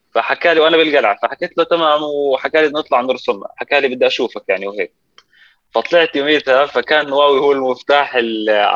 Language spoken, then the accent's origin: Arabic; Amman, Amman Governorate, Jordan; also born or lived in Palestine; انا فلسطيني اردني آه، ساكن بمخيم الحسين